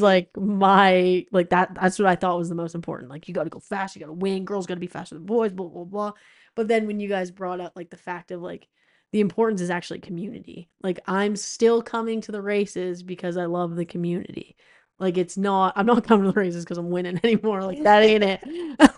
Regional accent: East Coast, United States; I grew up racing in the East Coast.

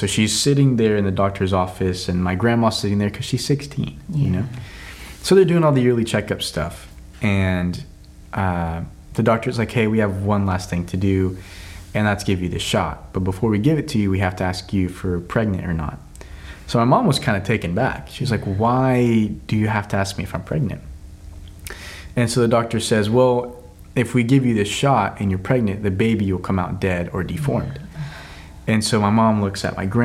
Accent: Altus, Oklahoma, United States; moved away as an adult; also born or lived in Weatherford, Oklahoma / Tulsa, Oklahoma / Shawnee, Oklahoma / Mexico; I grew up in Altus, Oklahoma from the age of 5 all the way up to 18

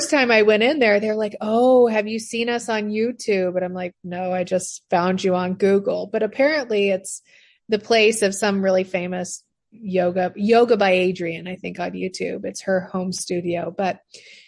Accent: Missouri, United States; moved away; I grew up in Missouri

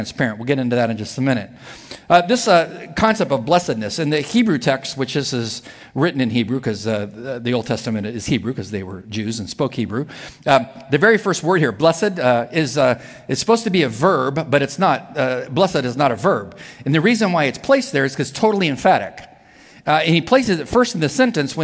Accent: near Palm Springs, Southern California, United States; I was in Southern California, in the desert where I was raised, near Palm Springs.

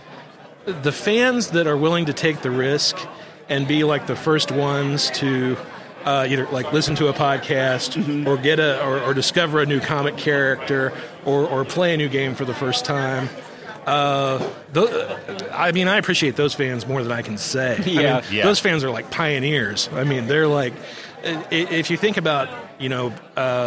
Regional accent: Lebanon, Missouri, United States; I'm from Lebanon, Missouri, which is just down the road from Springfield

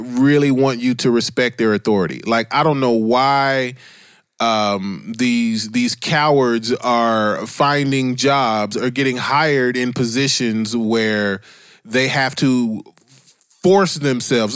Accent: Dayton, Ohio, United States; moved away; I grew up in Dayton, Ohio

